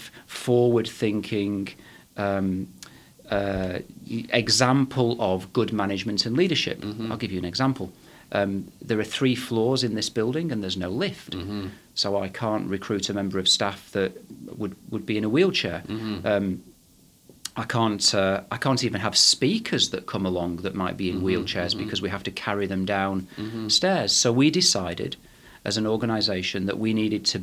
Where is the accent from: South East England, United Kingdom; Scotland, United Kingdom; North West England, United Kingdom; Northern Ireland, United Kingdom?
North West England, United Kingdom; Manchester; I was born in, as you can probably tell from my accent, I was born in Manchester in England